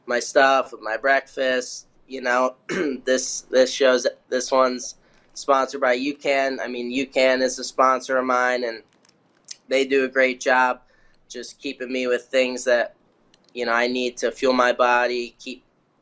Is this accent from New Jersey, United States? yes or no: yes; New Jersey, United States; I was from Jersey.